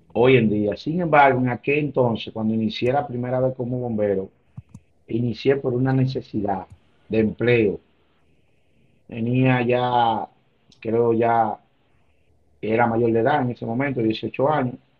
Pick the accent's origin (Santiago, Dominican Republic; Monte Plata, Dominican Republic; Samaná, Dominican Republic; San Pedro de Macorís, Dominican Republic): Santiago, Dominican Republic; Santiago de los Caballeros; yo nací, soy nativo de Santiago, del populoso sector de Nivaje